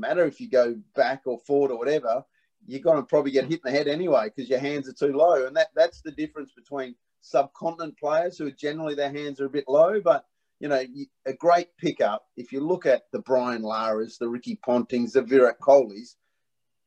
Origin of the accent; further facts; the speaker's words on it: Perth, Western Australia, Australia; I was brought up in Perth